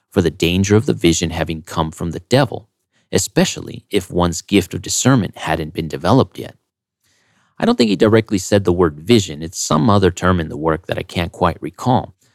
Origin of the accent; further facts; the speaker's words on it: United States; As an American